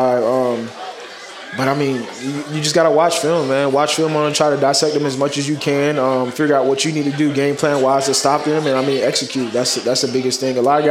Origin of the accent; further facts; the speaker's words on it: Dunnellon, Florida, United States; moved away as an adult; now in New York, United States; I'm from the country, and we have about 4 stoplights in my hometown